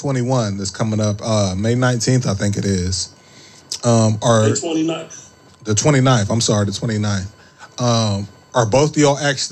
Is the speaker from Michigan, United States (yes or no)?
no; Ohio, United States; I'm from Ohio